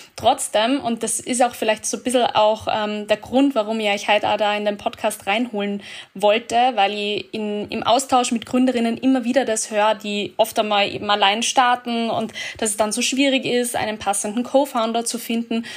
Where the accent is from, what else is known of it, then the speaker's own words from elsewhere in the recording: Austria; bei uns in Österreich